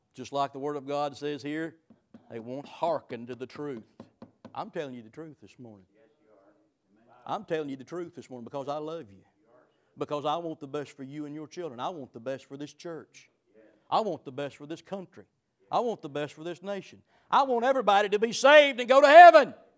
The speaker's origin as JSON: {"language": "English", "country": "United States", "said": "I'm an American, I'm free"}